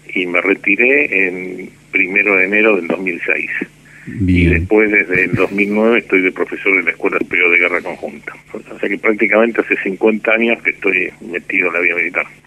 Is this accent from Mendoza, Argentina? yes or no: no; Buenos Aires, Argentina; Yo de la ciudad de Buenos Aires. Soy porteño y sigo viviendo en Buenos Aires.